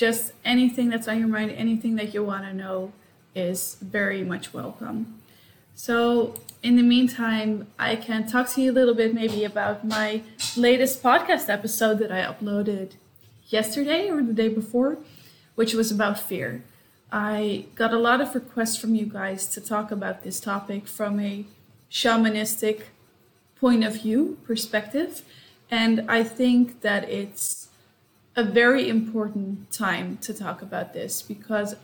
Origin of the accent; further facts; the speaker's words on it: Amsterdam, North Holland, Netherlands; moved away as an adult; also born or lived in United States / Singapore; now in Sydney, Australia; I'm Dutch as well. So I was born in Amsterdam. I lived in the US and Singapore, and now I live in Sydney